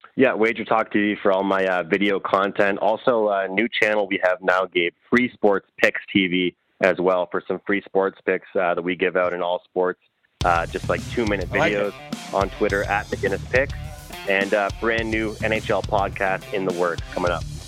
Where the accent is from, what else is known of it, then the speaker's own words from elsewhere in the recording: Eastern Canada, Canada; where I'm from in, in East East Canada.